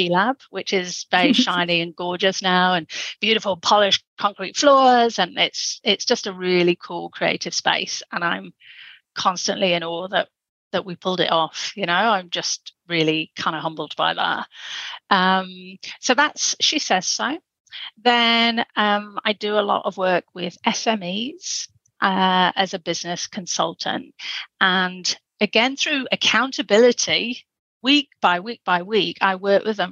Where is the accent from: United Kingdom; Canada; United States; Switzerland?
United Kingdom; England; accent: Pommy; my Pommy accent